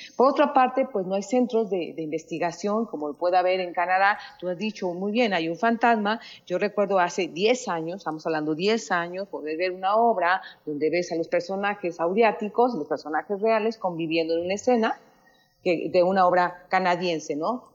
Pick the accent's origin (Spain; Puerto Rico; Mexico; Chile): Mexico; nosotros que como mexicanos